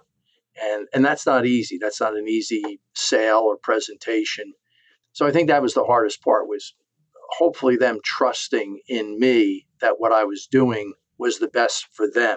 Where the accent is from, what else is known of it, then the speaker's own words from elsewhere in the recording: Jersey Shore, New Jersey, United States; I grew up on the Jersey Shore.